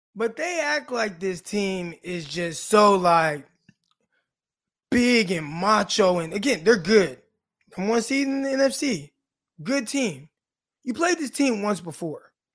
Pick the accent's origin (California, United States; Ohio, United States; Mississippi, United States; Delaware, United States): California, United States; Stockton; now in Arkansas, United States; I'm from Stockton, California.